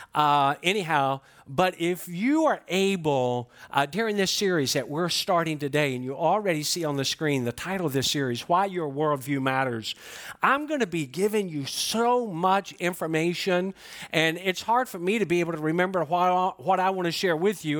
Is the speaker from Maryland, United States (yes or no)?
no; Georgia, United States; I'm from Georgia